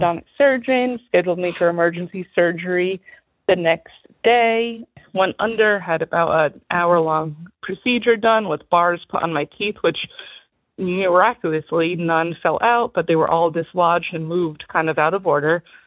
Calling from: Newport, Rhode Island, United States; I'm calling from Newport, Rhode Island

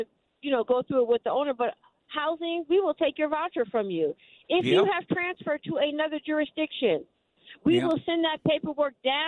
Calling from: Northern California, United States; I'm calling from Northern California

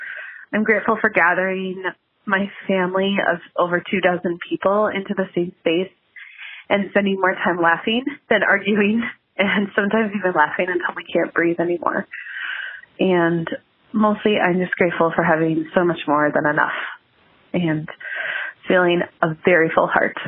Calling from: Berwyn, Illinois, United States; Hello, this is …. I'm calling from Berwyn, Illinois.

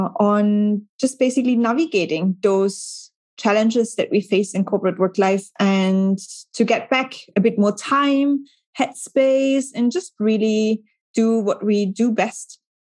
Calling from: Hamburg, Germany; So I'm dialing in from Hamburg in Germany

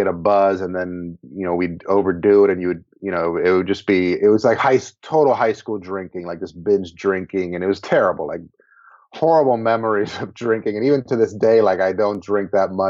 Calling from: Frederick, Maryland, United States; I'm calling you from Frederick, Maryland

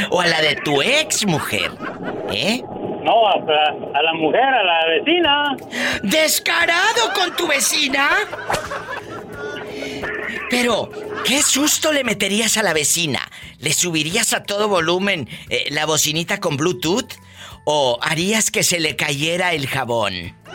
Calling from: Fort Smith, Arkansas, United States; Te estoy llamando desde Forest Smith, Arkansas, por aquí escuchándote como todas las tardes.

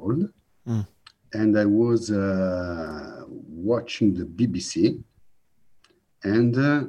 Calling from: Milan, Lombardy, Italy; I'm calling in from Milano in northern Italy.

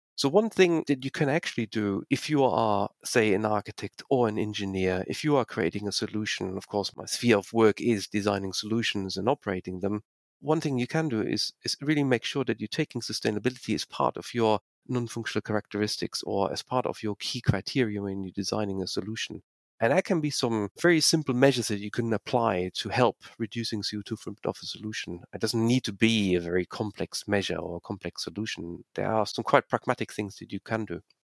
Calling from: Manchester, North West England, United Kingdom; moved away; I have been living in the UK now since 1999. I'm actually calling from Manchester in the north of England.

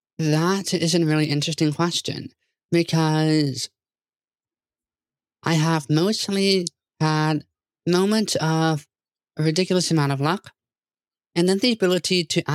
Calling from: Redmond, Washington, United States; So I am calling from the sunny, surprisingly, town of Redmond, Washington. And if you were to ask me in a couple of weeks, I'm going to be closer to Seattle

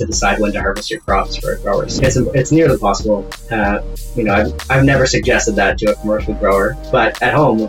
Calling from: Kelowna, British Columbia, Canada; I'm in Kelowna, BC, just a couple hours north of Vancouver.

